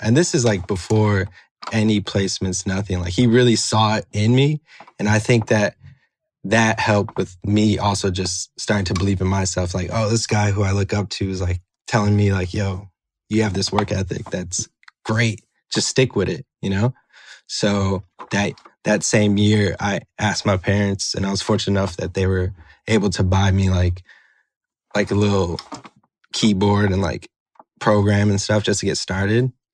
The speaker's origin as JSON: {"language": "English", "town": "Chicago", "region": "Illinois", "country": "United States", "tie": "born or raised there", "said": "I'm from Chicago"}